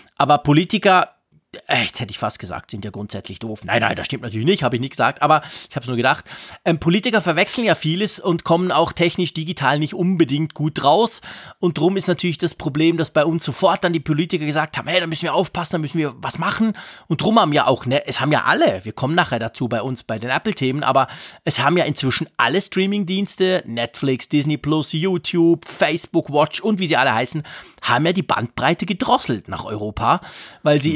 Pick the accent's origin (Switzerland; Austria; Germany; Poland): Switzerland; bei uns in der Schweiz